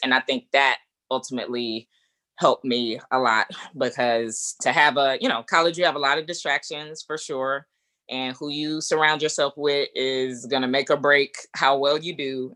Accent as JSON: {"language": "English", "town": "Atlanta", "region": "Georgia", "country": "United States", "moved": "as an adult", "lives_now": "Chicago area, United States", "said": "I'm originally from Atlanta"}